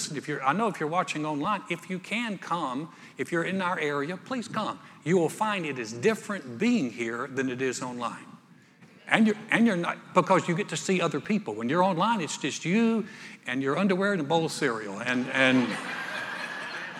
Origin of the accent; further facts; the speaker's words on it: North Carolina, United States; moved away as an adult; also born or lived in Texas; now in Houston, United States; I was a preppy from North Carolina.